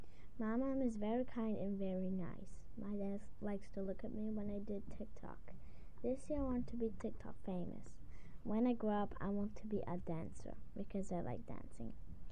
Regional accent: Serbia; I am 9 years old. I speak 2 languages, Serbian and English. I was born in Serbia.

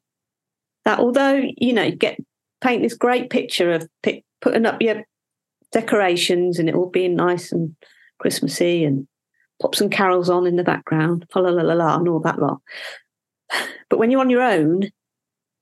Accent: West Country, South West England, United Kingdom; accent: West Country; West Country accent came out there late

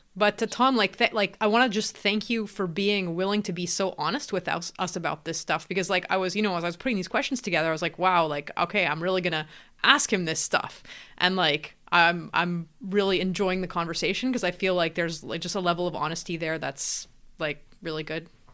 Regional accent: Canada; I'm actually in Canada, I'm Canadian

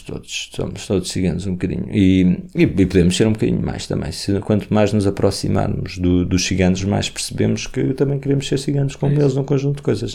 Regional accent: Portugal; enquanto portugueses

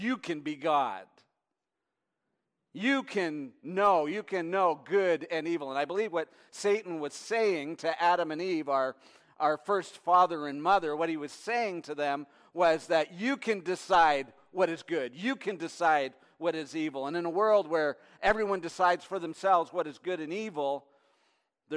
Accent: near Detroit, on the Canadian side, Ontario, Canada; now in United States; when I was a kid growing up, I lived near Detroit, Michigan, on the Canadian side.

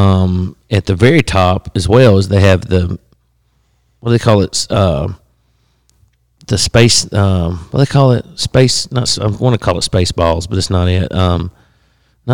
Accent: Alabama, United States; I'm from Alabama

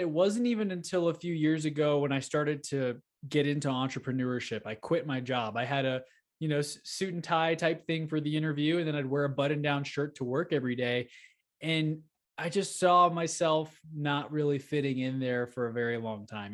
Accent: Houston, Texas, United States; moved away as an adult; now in Denver, United States; I grew up in Houston, Texas, and Sugarland area

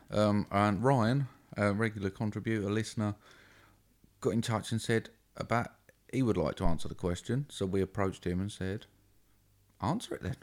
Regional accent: United Kingdom; we're British

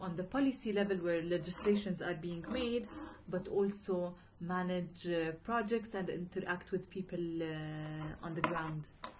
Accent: Irbid, Irbid Governorate, Jordan; also born or lived in United States; Mm-hmm. I was born and raised in Irbid, in the north of Jordan.

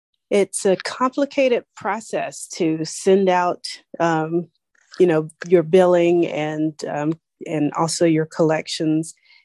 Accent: Charlotte, North Carolina, United States; I'm actually from North Carolina, Charlotte, North Carolina.

